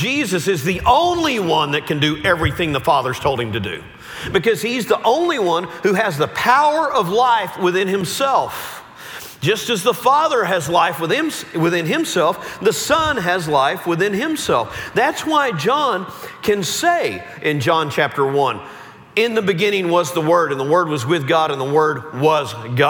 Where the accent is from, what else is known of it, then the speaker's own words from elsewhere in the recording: Central Texas, United States; I grew up in the Bible Belt. I grew up in Central Texas